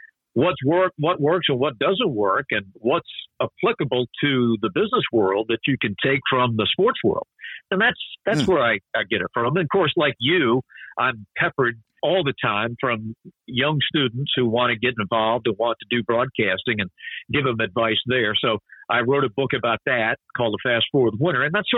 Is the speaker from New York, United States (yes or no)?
no; Salisbury, North Carolina, United States; moved away as an adult; also born or lived in Norfolk, Virginia / Detroit, Michigan; now in Atlanta, United States; I grew up in Salisbury, North Carolina